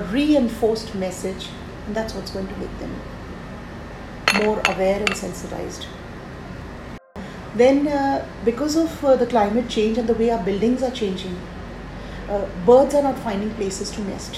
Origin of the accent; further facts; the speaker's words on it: Rajasthan, India; I come from Rajasthan, a state which has one of the rich traditions